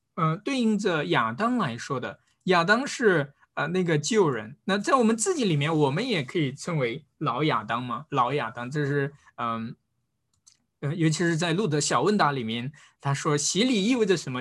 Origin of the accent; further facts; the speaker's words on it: China; 中国人，我们并不是从小就是在教会当中长大的